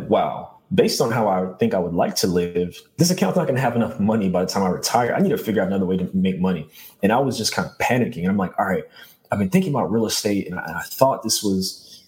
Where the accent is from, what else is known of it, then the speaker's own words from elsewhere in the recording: New York City, New York, United States; born and raised in Brooklyn